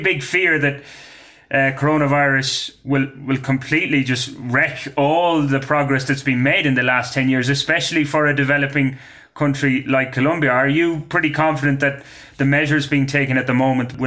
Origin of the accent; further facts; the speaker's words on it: Ireland; I am Irish